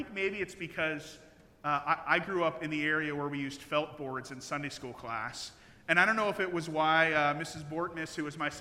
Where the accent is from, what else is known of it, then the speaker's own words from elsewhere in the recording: Midwest, United States; now in Logansport, United States; I grew up in the Midwest